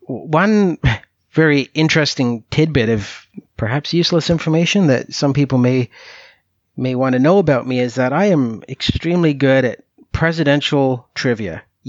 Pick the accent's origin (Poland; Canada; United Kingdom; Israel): Canada; lifelong interest and love of U.S. politics, which some people may find very bizarre, seeing as how I'm from Canada.